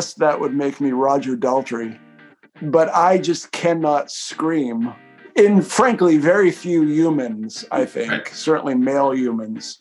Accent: Taunton, Massachusetts, United States; my hometown in Taunton, Massachusetts

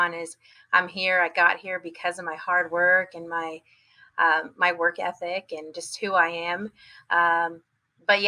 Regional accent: San Antonio, Texas, United States; also born or lived in Washington State; I was born in San Antonio, born and raised my first 6 years of my life, and then we moved to Washington State for about another 6 years, and then came back to Texas

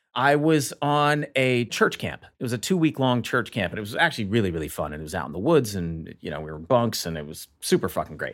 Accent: Montgomery, Alabama, United States; growing up in Montgomery, Alabama

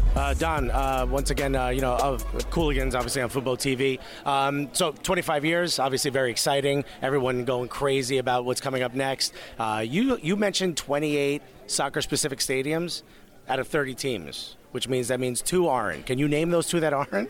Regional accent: Newark, New Jersey, United States; I'm born and raised in Newark, New Jersey.

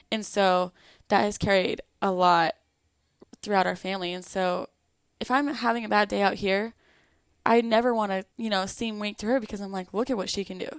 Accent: Lakeside, California, United States; moved away as an adult; now in Florida, United States; I grew up in Lakeside, California. It's in San Diego

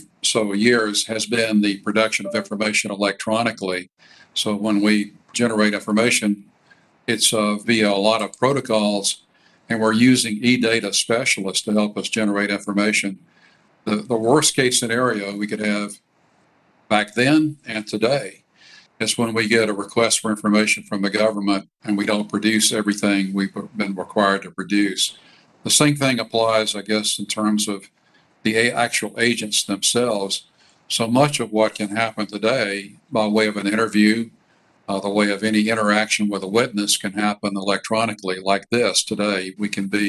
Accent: Columbus, Georgia, United States; moved away as an adult; also born or lived in Washington / Atlanta; my hometown of Columbus, Georgia

